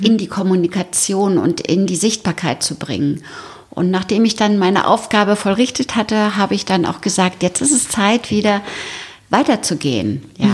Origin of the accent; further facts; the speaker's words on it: Berlin, Germany; now in Bad Tölz, Germany; ich komme aus Berlin, also geboren in Berlin